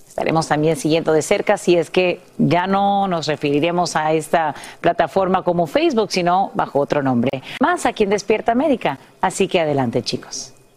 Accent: Honduras; now in California, United States; creciendo en Honduras

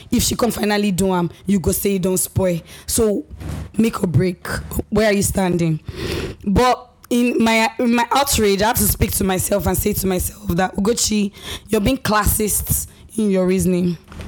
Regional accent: Nigeria; moved away; Growing up in Nigeria, I had a mindset because of the kind of minds that were around me.

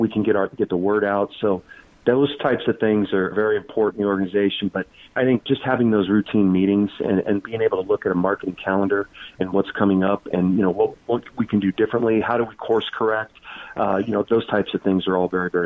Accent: Lincoln, Nebraska, United States; I grew up in Lincoln, Nebraska

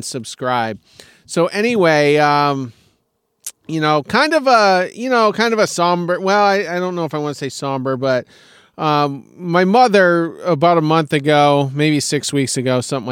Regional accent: Maine, United States; now in South Carolina, United States; I am up in my home state of Maine.

